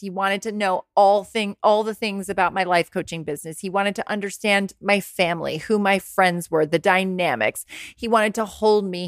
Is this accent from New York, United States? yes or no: yes; Rye, New York, United States; I was working in a clothing store in my hometown in Westchester County. Rags on Purchase Street, Ryan, New York